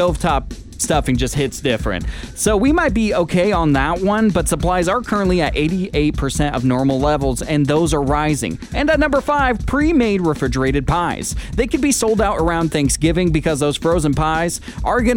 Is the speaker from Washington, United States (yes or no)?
yes; Puyallup, Washington, United States; now in Sonoma County, United States; I worked in a parking lot at my hometown fairgrounds. It's called the Washington State Fair in Puyallup, Washington.